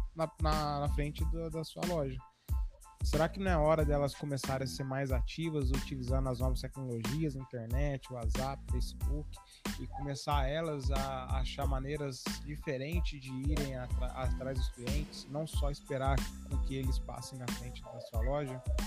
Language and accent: Portuguese; interior of São Paulo state, Brazil; sou do interior do, do estado de São Paulo, sou do Paraíba.